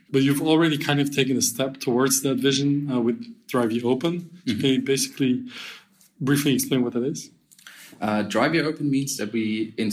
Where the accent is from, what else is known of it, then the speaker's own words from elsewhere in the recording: Belgium; I'm from Belgium